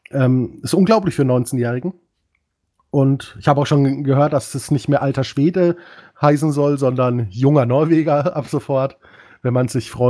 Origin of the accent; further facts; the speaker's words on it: Dortmund, North Rhine-Westphalia, Germany; Gegen Union Berlin kann ich als Dortmunder sagen, kann man auch verlieren.